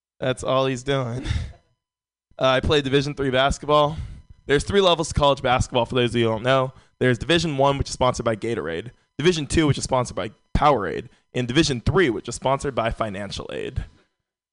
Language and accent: English; San Francisco, California, United States; Born and raised in San Francisco